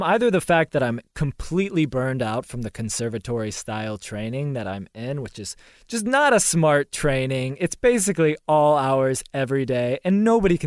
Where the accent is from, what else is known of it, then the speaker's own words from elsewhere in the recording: the South, United States; I'm from the South